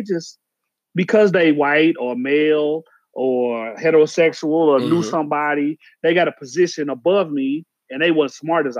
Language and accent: English; Oklahoma City, Oklahoma, United States; also born or lived in Dallas, Texas / Georgia; So I grew up, I'm from Oklahoma, Oklahoma City. That's my spot. That's my papa would say, that's my stomping grounds. You know, I was in Oklahoma, graduated with the college at SMU. So I moved to Dallas. That are like 5 years, and I moved to Georgia.